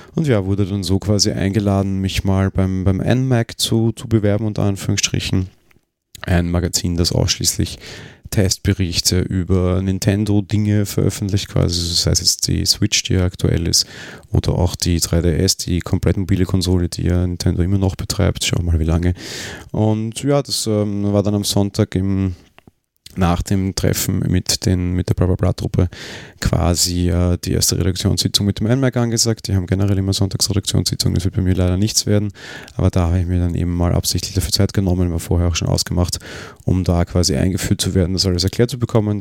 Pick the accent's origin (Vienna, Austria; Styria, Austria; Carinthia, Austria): Vienna, Austria; Wir sind ja beide Wiener